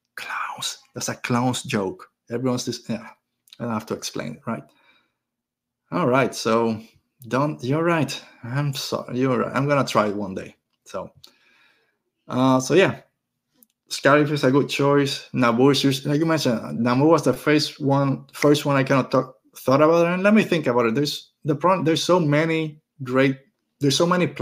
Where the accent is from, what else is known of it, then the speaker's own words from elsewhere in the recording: Puerto Rico; I'm from Puerto Rico. I'm used to the beach. I'm used to the ocean